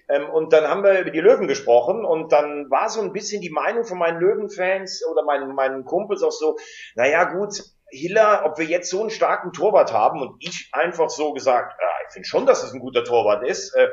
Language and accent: German; Rhineland-Palatinate, Germany; born there; ich bin gebürtiger Rheinland-Pfälzer, deshalb habe ich auch immer ein Herz für den FCK gehabt.